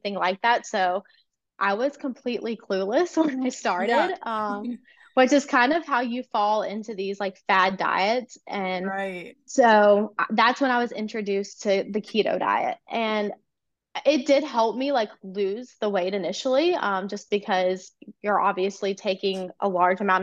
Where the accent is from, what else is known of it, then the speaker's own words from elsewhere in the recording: North Carolina, United States; I'm from North Carolina